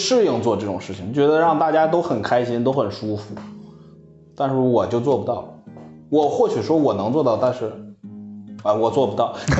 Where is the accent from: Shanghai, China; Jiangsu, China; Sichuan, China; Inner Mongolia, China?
Inner Mongolia, China; Hohhot; accent: Northeastern (Dongbei); moved away as an adult; also born or lived in Changchun; 我是内蒙呼号特的